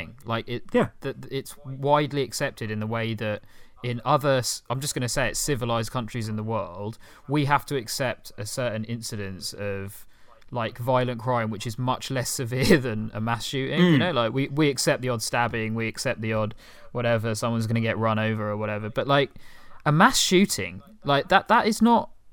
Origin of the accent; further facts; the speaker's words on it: United Kingdom; I'm fundamentally a British guy